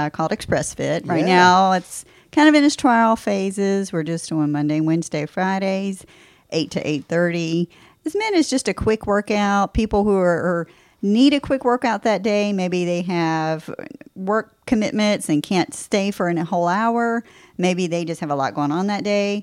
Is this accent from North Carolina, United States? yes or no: yes; Charlotte, North Carolina, United States; moved away as an adult; also born or lived in Peoria, Illinois / Tennessee; now in Wilmington, United States; I'm from Charlotte